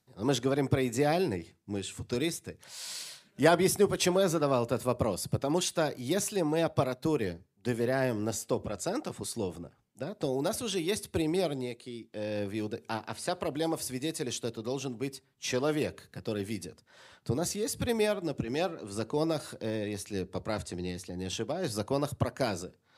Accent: Jerusalem, Jerusalem District, Israel; Когда я рос в Иерусалиме маленьким ребенком

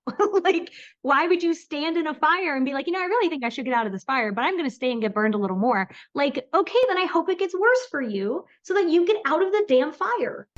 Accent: Florida, United States; now in North Carolina, United States; I grew up in Florida

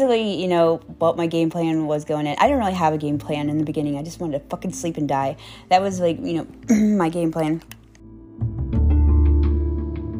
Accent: Tampa, Florida, United States; also born or lived in Apollo Beach, Florida; I'm from Tampa area

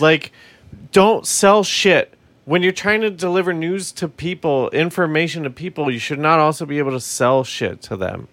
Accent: Colorado, United States; we're from Colorado

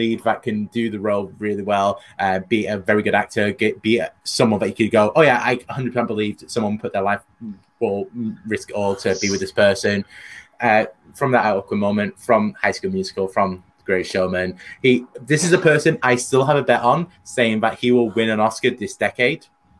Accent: United Kingdom; I'm British.

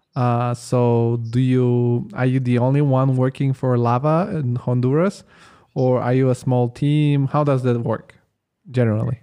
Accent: Italy; moved away as an adult; now in Germany; I grew up in Italy

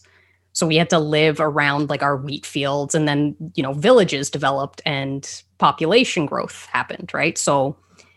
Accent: Canada; I'm a Canadian living in a town no one's heard

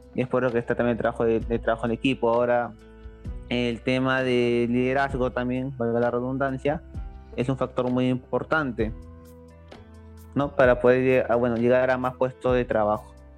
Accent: Lima, Peru; yo soy limeño, pero prácticamente no me considero uno

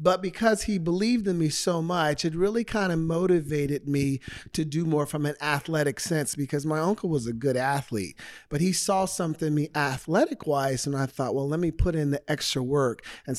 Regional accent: Portland, Oregon, United States; moved away as an adult; now in Arizona, United States; Born and raised in Portland, Oregon.

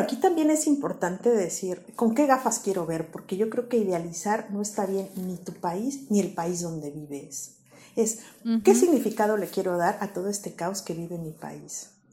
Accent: Mexico; moved away as an adult; now in Spain; extrañar México, extrañar mi país de origen

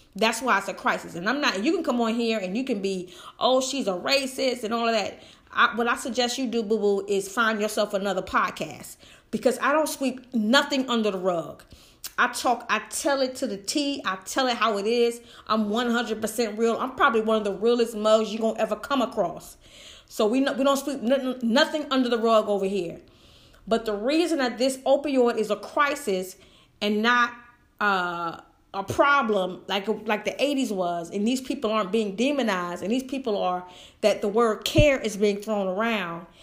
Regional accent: United States; I love being an American, honey. I am full-blooded

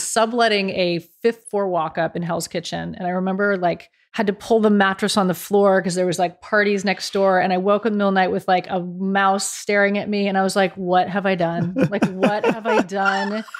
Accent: near Berkeley, California, United States; moved away as an adult; also born or lived in Dallas / New York; as a California girl, I grew up near Berkeley

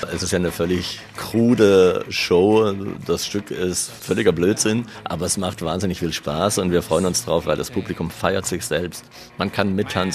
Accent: East Germany, Germany; Ich bin Ossi

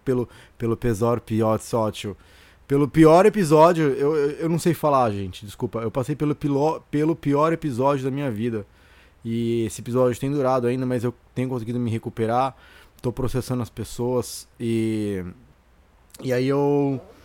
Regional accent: Santos, São Paulo, Brazil; moved away as an adult; E eu cresci em Santos, eu nasci em Santos

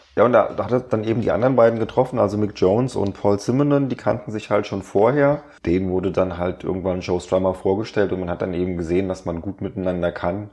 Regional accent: Germany

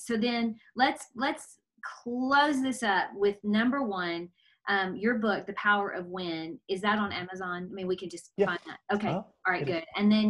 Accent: Germantown, Tennessee, United States; Germantown, Tennessee. So I'm about 20 minutes outside of Memphis.

